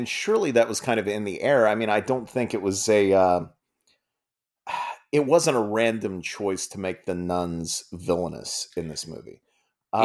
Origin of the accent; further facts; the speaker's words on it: Franklin Furnace, Ohio, United States; A little place called Franklin Furnace.